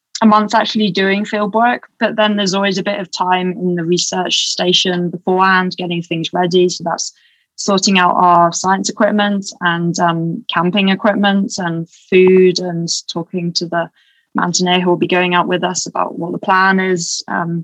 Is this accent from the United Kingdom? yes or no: yes; England, United Kingdom; accent: English; now in Boulder, United States; my English accent